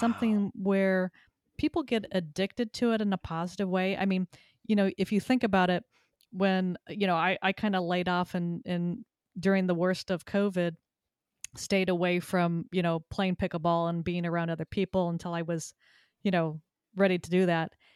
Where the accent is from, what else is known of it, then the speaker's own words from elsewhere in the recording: Southern California, United States; also born or lived in Texas; now in Connecticut, United States; I moved to Connecticut from Texas after living there for twenty-five years and growing up in Southern California.